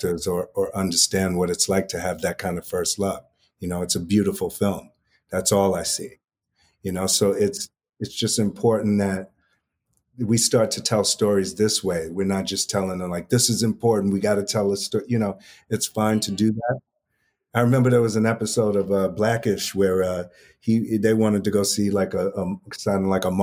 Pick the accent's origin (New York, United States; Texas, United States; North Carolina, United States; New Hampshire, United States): New York, United States; New York City; also born or lived in Upper West Side, New York City; I grew up in Harlem across the street from Kumo D